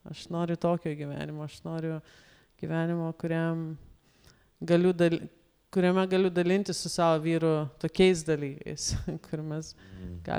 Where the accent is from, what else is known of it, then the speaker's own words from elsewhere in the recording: Lithuania; mes lietuviai